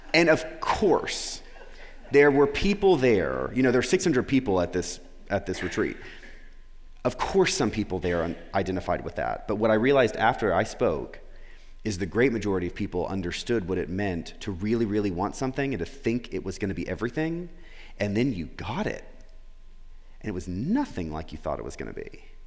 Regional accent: Florida, United States; moved away as an adult; also born or lived in Memphis; I was back where I grew up in Florida

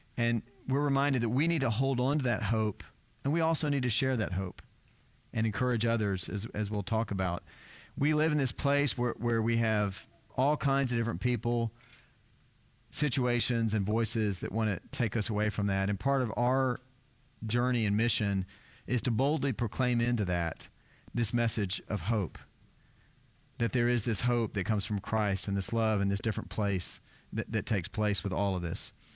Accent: South Texas, United States; I grew up in South Texas

